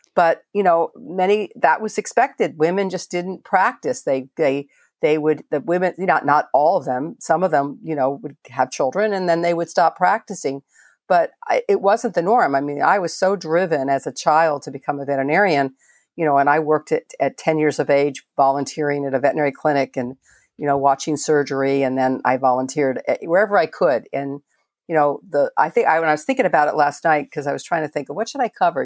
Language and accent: English; Miami, Florida, United States; moved away as an adult; also born or lived in Merritt Island, Florida; I grew up in Miami and, uh, lived in Merritt Island for many years